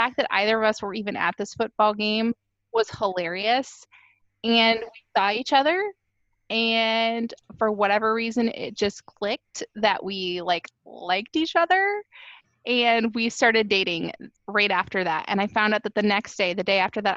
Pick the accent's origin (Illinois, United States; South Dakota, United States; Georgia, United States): South Dakota, United States; Worthing; moved away as an adult; now in Iowa, United States; I grew up in South Dakota in a little town called Worthing.